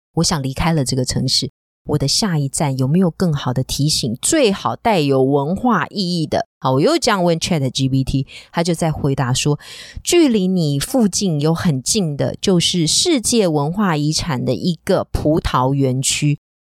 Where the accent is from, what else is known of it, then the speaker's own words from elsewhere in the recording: Taiwan; 我们台湾人